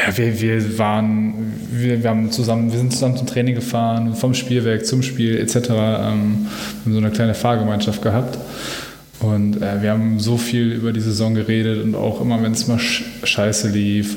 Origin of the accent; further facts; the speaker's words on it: Dortmund, North Rhine-Westphalia, Germany; ich bin Dortmunder Junge, ich komme aus Dortmund.